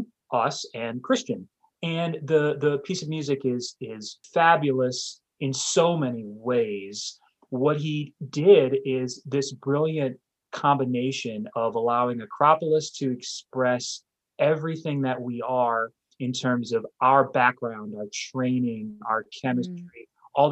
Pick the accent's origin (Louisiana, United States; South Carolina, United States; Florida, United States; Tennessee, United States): Louisiana, United States; New Orleans; moved away; I am originally from New Orleans